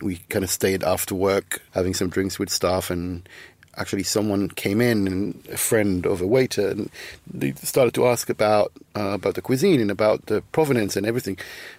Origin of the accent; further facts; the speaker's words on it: Israel; Obviously, I'm coming from Israel, so the inspiration and the influence is partially Middle Eastern, whatever that means.